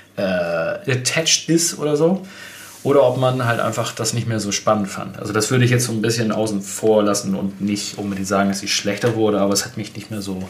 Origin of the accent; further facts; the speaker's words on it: Germany; bei uns in Deutschland